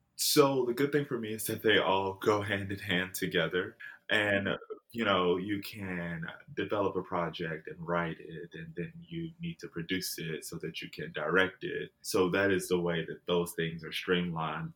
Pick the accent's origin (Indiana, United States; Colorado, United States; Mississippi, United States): Mississippi, United States; Jackson; moved away as an adult; also born or lived in San Diego, California; now in Los Angeles, United States; Jackson is where I grew up